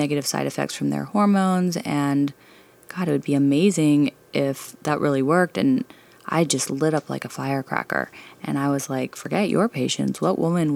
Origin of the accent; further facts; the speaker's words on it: Dallas, Texas, United States; Canadian family, but grew up in Dallas